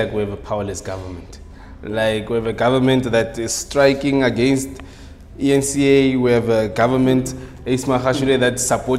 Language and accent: English; South Africa; as a South African